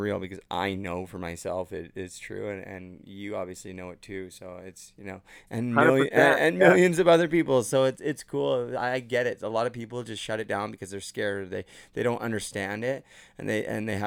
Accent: Port Coquitlam, British Columbia, Canada; moved away as an adult; now in Ontario, Canada; I'm from Port Coquitlam. I've only been in Ontario for 3 years, so I'm BC born and raised

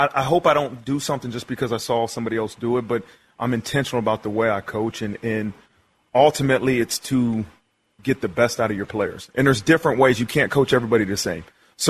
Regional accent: Ohio, United States; Yeah, I was from Ohio. My father's from Columbus, Ohio. Grew up, all I did was watch Ohio State.

